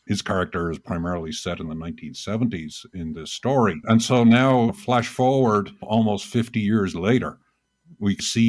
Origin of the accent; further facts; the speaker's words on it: United States; As a American citizen